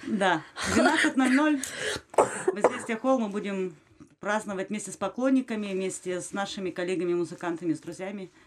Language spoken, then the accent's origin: Russian; Ukraine; я украинка